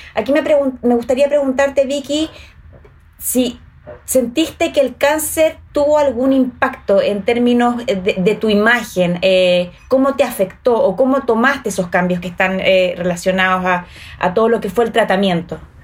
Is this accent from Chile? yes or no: yes; Chile; ¿Somos dejadas las chilenas